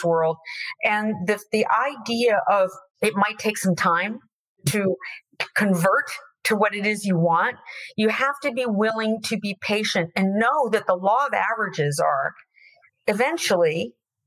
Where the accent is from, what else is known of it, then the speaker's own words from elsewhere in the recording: Florida, United States; I'm from Florida